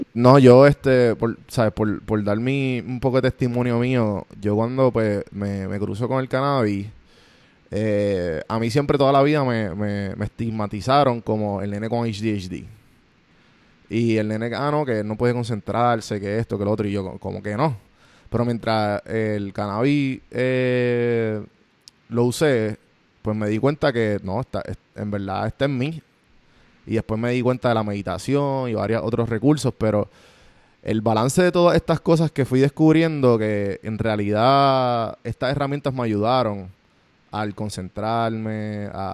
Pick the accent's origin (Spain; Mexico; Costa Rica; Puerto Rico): Puerto Rico; moved away as an adult; now in United States; los tres somos boricua